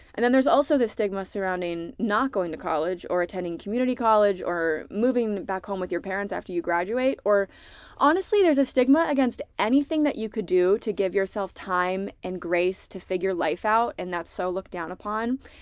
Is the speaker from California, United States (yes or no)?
no; Southeastern Virginia, United States; I'm from South Southeastern Virginia. I have a really big family. My childhood was pretty unconventional. I was raised by big hippies in the middle of the woods